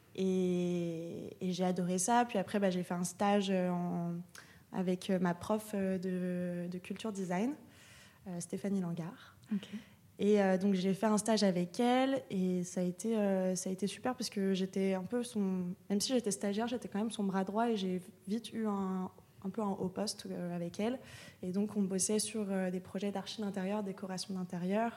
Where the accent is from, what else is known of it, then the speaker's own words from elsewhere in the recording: Lyon, Auvergne-Rhône-Alpes, France; moved away as an adult; also born or lived in Paris; now in Marseille, France; Moi je viens de Lyon et, je suis partie, je suis partie à Paris quand j'avais 18 ans.